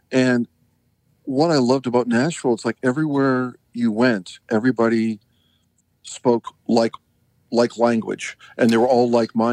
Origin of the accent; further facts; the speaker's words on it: Canada; now in United States; you know, I grew up skiing in Canada, so I do a lot of skiing here uh, in Utah and uh, with my kids.